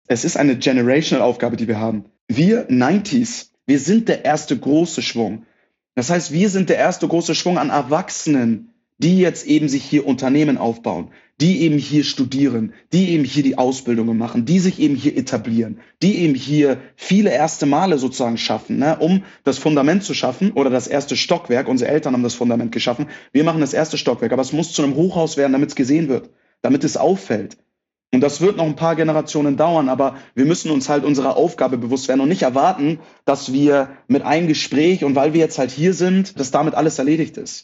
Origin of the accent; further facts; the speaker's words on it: Hamburg, Germany; first language German; moved away as an adult; now in Munich, Germany; Ich bin gebürtiger Hamburger, bin tatsächlich aber vor acht Jahren, 2015, nach München gezogen.